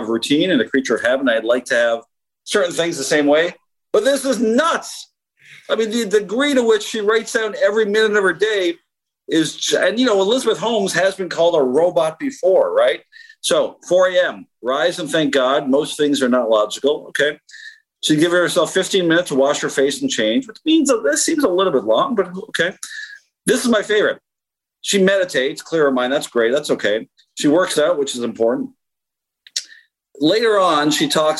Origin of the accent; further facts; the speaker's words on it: Canada; As a Canadian, as a very proud Canadian